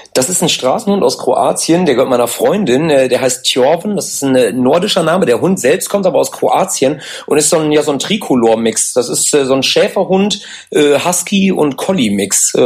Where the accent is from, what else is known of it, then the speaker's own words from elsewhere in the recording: Ibbenbüren, North Rhine-Westphalia, Germany; wir kommen aus Ebenbüren, das ist bei ja. Münster